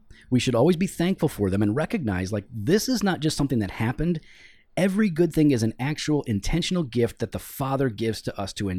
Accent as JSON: {"language": "English", "region": "Missouri", "country": "United States", "tie": "born or raised there", "said": "This is what I grew up with down in Missouri in the country."}